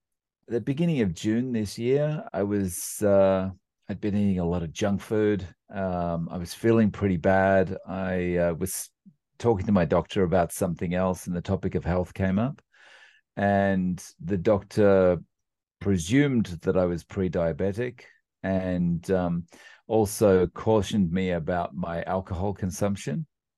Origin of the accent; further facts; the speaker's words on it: Australia; now in Japan; As way of a quick introduction, I live in Japan. And I'm actually from Australia, and despite the complexion, and I've been living in Japan now for about 17 years